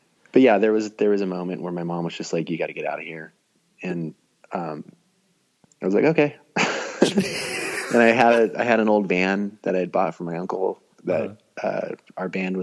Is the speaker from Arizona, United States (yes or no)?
yes; Glendale, Arizona, United States; also born or lived in Phoenix, Arizona; I was born in Glendale, Arizona. I grew up there, the west side of town